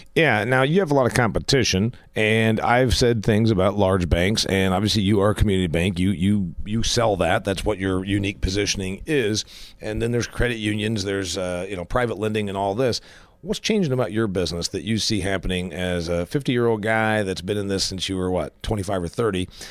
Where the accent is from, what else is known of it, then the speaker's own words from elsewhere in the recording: Huntington, United States; First Federal Bank in my hometown of Huntington